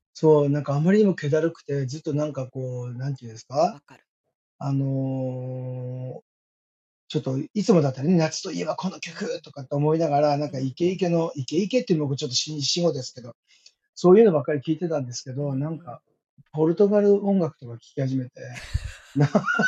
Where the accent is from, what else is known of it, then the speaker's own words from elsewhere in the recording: Iwate, Japan; moved away; 自分の故郷の、岩手のですね